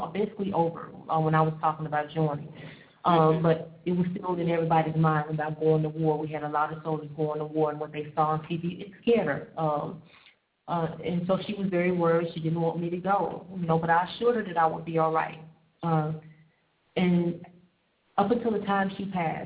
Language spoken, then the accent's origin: English; Jackson, Mississippi, United States; I'm originally from Jackson, Mississippi, born and raised in Jackson, Mississippi